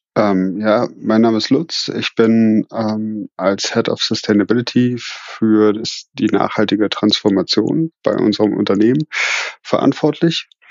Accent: Berlin, Germany; moved away as an adult; also born or lived in Switzerland; now in Kirchheim unter Teck, Germany; bin ich ja gebürtig aus Berlin

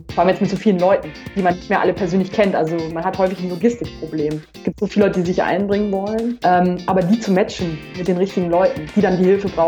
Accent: Rheda-Wiedenbrück, North Rhine-Westphalia, Germany; ich komme aus Ostwestfalen, aus einer Kleinstadt im Kreis Gütersloh, Reda-Wiedenbrück. Und in meiner Familie hatte eben noch niemand studiert.

